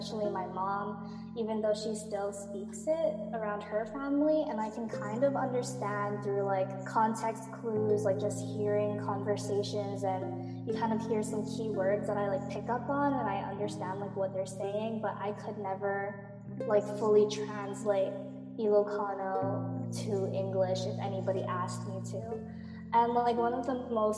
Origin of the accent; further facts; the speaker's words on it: Mililani, Hawaii, United States; moved away as an adult; also born or lived in Waipahu, Hawaii; now in Boston, United States; I was born and raised on Oahu, Hawaii, specifically Mililani, but I mostly went to school in Waipahu